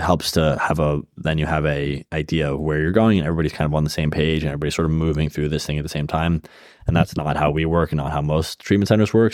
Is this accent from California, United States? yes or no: yes; Bay Area, California, United States; moved away; I grew up in the Bay Area